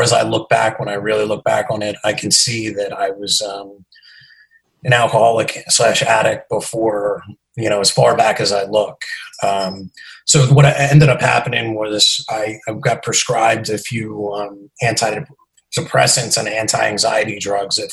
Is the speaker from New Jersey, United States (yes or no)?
yes; New Jersey, United States; I'm from New Jersey. I live about 15 minutes outside of New York City